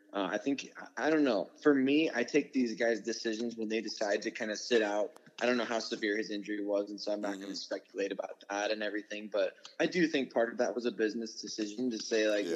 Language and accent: English; Sioux City, Iowa, United States; moved away; I was born in Sioux City